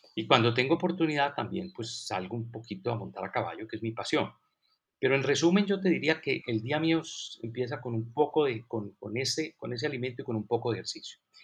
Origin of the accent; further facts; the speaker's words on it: Colombia; also born or lived in United States; regresé a Colombia después de la maestría que hice en Estados Unidos